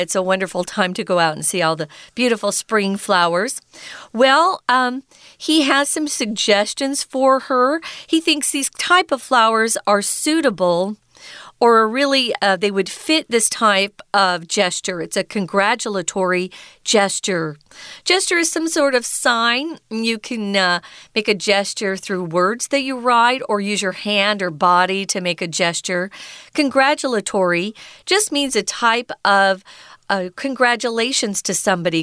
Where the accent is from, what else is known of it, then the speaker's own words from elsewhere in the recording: United States; moved away; I grew up in America